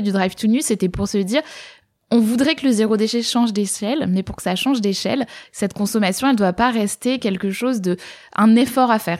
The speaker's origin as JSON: {"language": "French", "area": "Var", "region": "Provence-Alpes-Côte d'Azur", "country": "France", "tie": "born or raised there", "moved": "as an adult", "lives_now": "Toulouse, France", "said": "j'ai grandi dans le Var, j'étais jamais vraiment sortie de la ville dans laquelle j'avais grandi"}